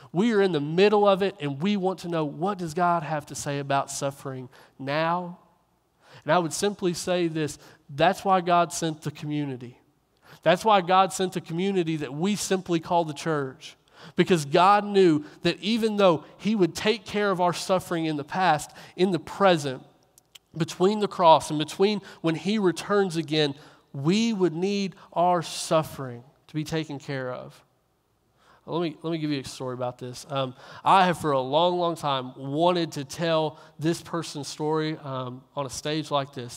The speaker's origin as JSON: {"language": "English", "region": "Kentucky", "country": "United States", "also_born_or_lived": "Coweta, Oklahoma", "moved": "yes"}